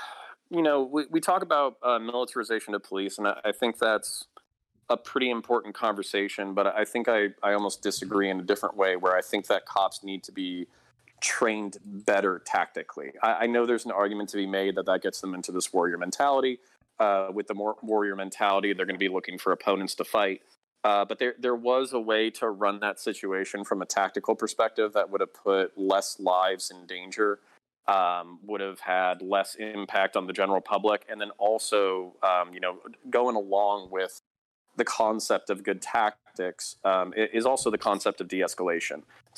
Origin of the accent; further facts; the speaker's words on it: Florida, United States; also born or lived in Belgium / Texas; My background is I grew up multiple places. I lived in Belgium when I was 8 years old. I was raised in the French school system. Got my ass kicked in French until I was 12. Moved to Texas. Moved back to Florida, which is kind of my home state.